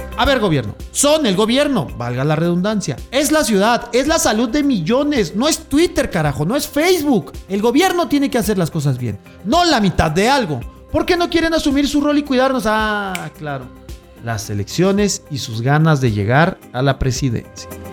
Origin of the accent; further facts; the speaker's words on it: Mexico; como buen mexicano que soy